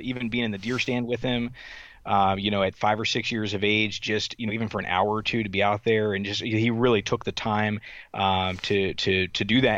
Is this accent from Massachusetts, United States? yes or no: no; Southern Delaware, United States; also born or lived in Wisconsin / North Carolina; So I, I actually grew up, uh, in Southern Delaware.